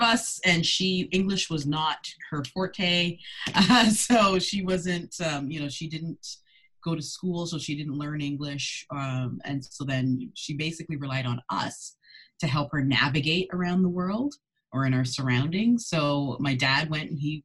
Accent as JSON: {"language": "English", "country": "Canada", "tie": "born or raised there", "also_born_or_lived": "Ghana", "said": "I immigrated with my parents over to Canada as a toddler"}